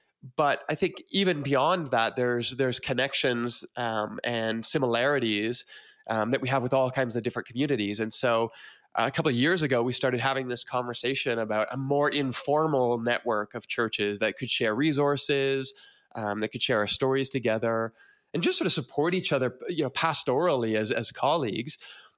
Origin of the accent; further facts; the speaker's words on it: Peterborough, Ontario, Canada; moved away as an adult; also born or lived in Toronto / Scarborough; now in Calgary, Canada; Yeah, so I'm originally from Toronto. I grew up in Peterborough, Ontario, and in Scarborough, and lived in those areas. But then in 2004, I moved out to Calgary.